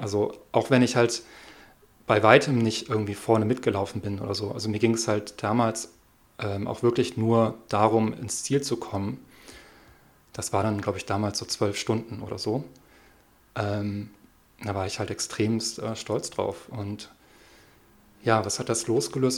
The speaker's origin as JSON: {"language": "German", "region": "Hamburg", "country": "Germany", "moved": "yes", "lives_now": "Siebengebirge, Germany", "said": "ich komme aus Hamburg"}